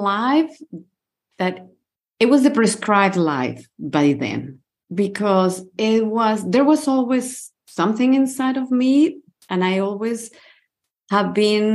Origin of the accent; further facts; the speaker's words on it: Mexico City, Mexico; moved away as an adult; now in Portugal; I grew up in Mexico City and I used to live in Mexico City.